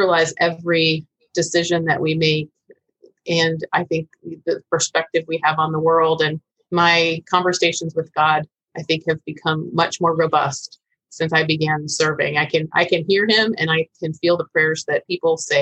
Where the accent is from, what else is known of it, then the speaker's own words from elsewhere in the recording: Vero Beach, Florida, United States; when I returned to Vero Beach, my hometown